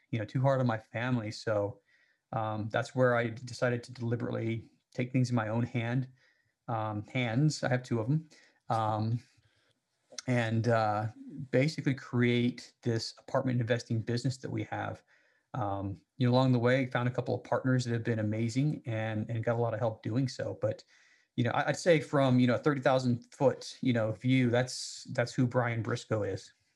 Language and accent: English; Salt Lake City, Utah, United States; I grew up in Salt Lake City